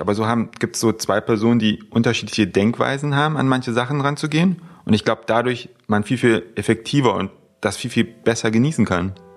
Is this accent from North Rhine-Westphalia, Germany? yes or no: no; near Frankfurt, Brandenburg, Germany; now in Berlin, Germany; ich komme ursprünglich, äh, ursprünglich aus der Nähe von Frankfurt-Oder, aus einem kleinen Kuhdorf, quasi vom Bauernhof direkt in die Großstadt gezogen